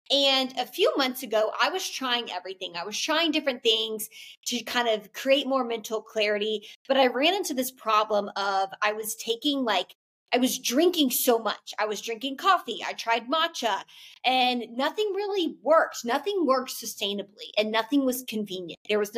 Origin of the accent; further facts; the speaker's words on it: the South, United States; you know, and especially I'm from the South. I live in the Bible Belt. I've lived in the South my entire life.